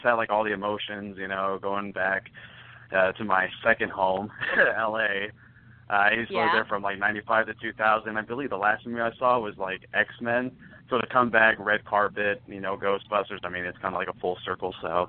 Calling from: Mesa, Arizona, United States; also born or lived in Los Angeles; I'm calling all the way from Mesa, Arizona.

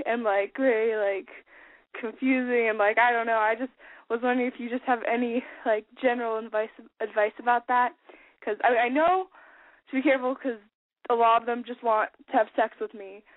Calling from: Albany, California, United States; I'm calling from Albany, California

